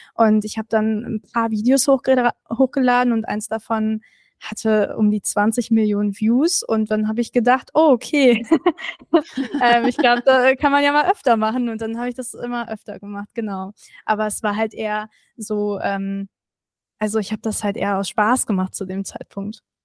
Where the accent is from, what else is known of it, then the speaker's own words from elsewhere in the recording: Berlin, Germany; ich bin Berlinerin